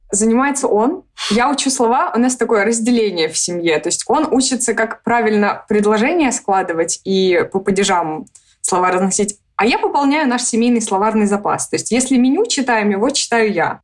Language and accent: Russian; Moscow, Russia; moved away as an adult; now in Belgrade, Serbia; Мы из Москвы